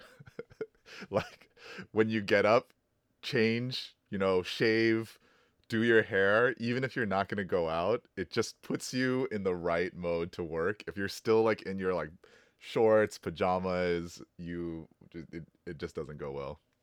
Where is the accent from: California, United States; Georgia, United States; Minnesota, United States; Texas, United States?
Texas, United States; Houston; I am from Houston, and our team is called the Houston Texans